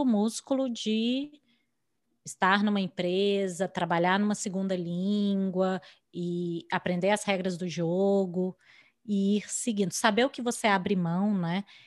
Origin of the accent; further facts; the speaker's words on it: Brazil; moved away as an adult; now in United States; a gente aprendeu a fazer currículo no Brasil, aprendeu a fazer entrevista uhum. no Brasil